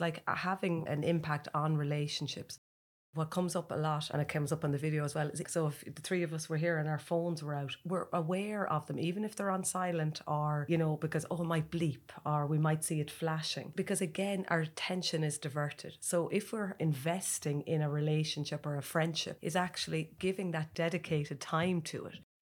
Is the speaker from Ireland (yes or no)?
yes; Ireland; as Irish people